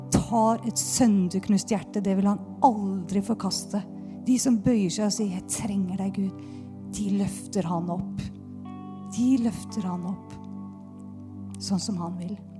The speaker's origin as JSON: {"language": "Norwegian", "town": "Bærum", "region": "Akershus", "country": "Norway", "said": "Jeg kommer jo fra Bærum, tross alt"}